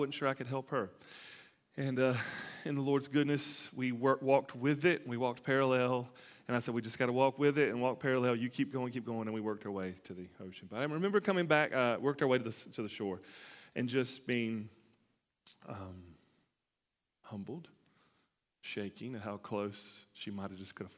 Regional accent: Alabama, United States; growing up in Alabama

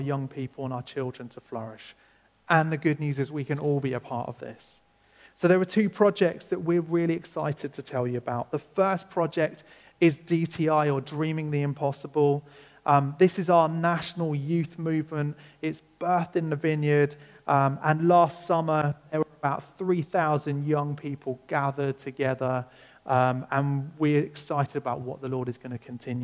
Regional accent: England, United Kingdom; I'm English, so I'm going to call it

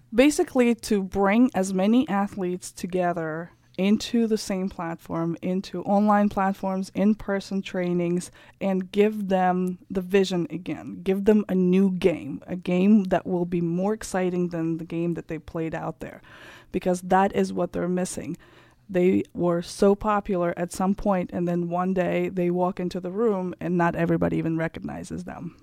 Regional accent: Kazakhstan; English is a second language; moved away as an adult; also born or lived in Germany / France; now in Germantown, United States; I grew up in Kazakhstan. Then I lived for three years in Germany and France, and then I came here when I was 21 years old

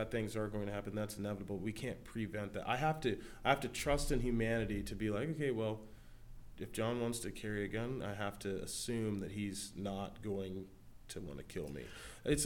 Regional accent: United States; we're not Australian, we're Americans.

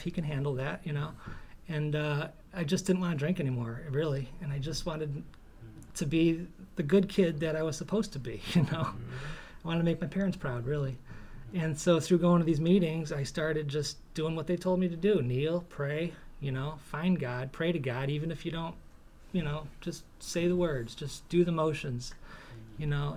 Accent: Parma, Ohio, United States; I was born and raised in Parma, Ohio in a blizzard in 1973.

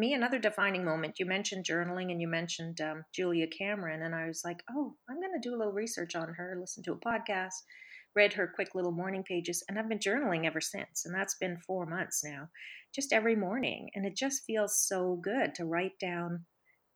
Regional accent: Cape Breton, Nova Scotia, Canada; also born or lived in Caribbean; I grew up on two beautiful islands, actually, one in the Caribbean, and then we moved to Cape Breton, the other beautiful island, when I was 10.

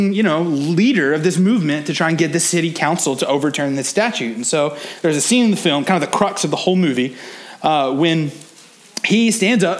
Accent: Oklahoma, United States; I grew up in Oklahoma, a very small town right on the border of Texas.

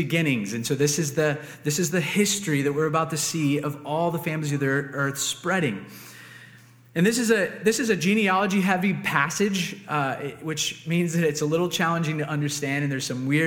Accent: Cincinnati, Ohio, United States; moved away; I'm from Cincinnati

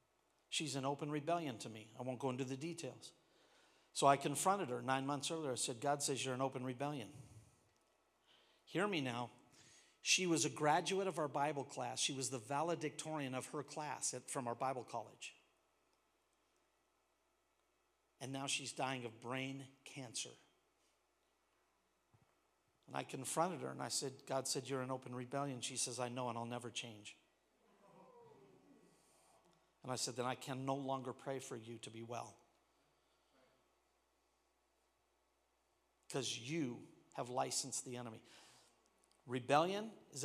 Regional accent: Washington, United States; moved away; I come from Washington.

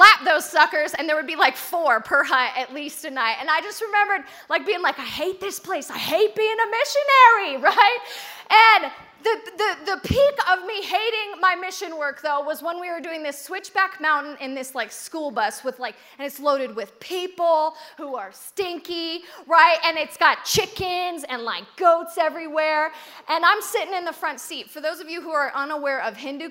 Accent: United States; I'm so American

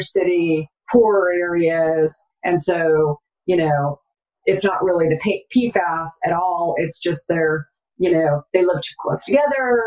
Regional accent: Arizona, United States; I grew up in Arizona

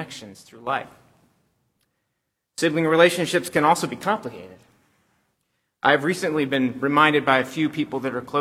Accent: Southern California, United States; also born or lived in Chicago; I grew up in Southern California

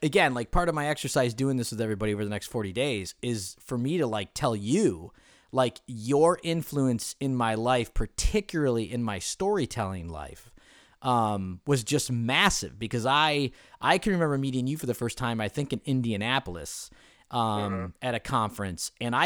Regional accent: Ireland; even though you're Asian and I'm Irish, which I will always consider the Irish people much more superior, as you know.

